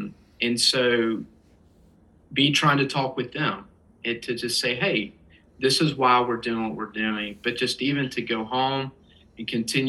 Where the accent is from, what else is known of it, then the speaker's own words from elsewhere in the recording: the South, United States; it's not just growing up in the South